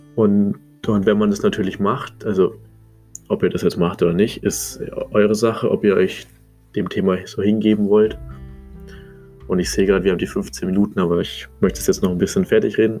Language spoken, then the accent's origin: German; Munich area, Bavaria, Germany; Ich komme aus München, Umgebung